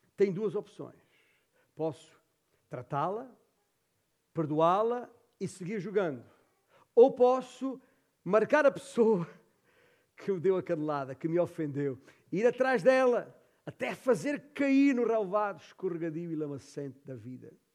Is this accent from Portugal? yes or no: yes; Alentejo, Portugal; moved away; esta é a terra onde eu nasci. Uh, é a terra do papá.